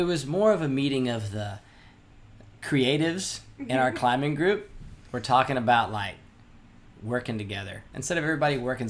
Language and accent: English; Memphis, Tennessee, United States; I have been in Memphis my entire life. Whatever I told anybody else at any point in time, it was a lie. I've always been from Memphis. I'm a Memphian. 901.